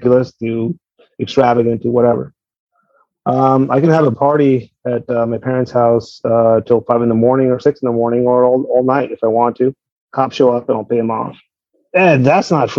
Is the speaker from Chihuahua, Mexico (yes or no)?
no; Tijuana, Baja California, Mexico; I'm from Tijuana